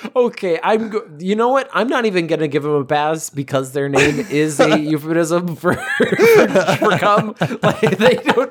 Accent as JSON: {"language": "English", "country": "United States", "accent": "American", "said": "I'm American, whatever, because I speak with American accent"}